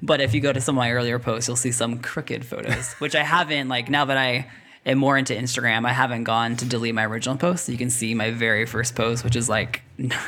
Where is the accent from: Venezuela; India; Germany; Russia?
Russia; now in Washington, United States; I grew up in Russia my whole life, so even when it snows, it's no big deal.